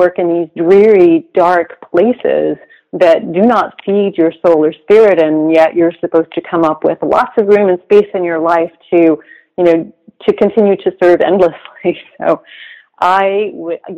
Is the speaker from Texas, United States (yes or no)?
yes; Texas, United States; now in San Francisco, United States; I grew up in Texas in relatively medium-ish town